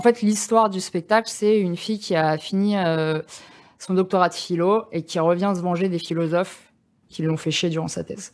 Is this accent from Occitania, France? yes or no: no; Bagnolet, Île-de-France, France; moi j'ai grandi à Bagnolet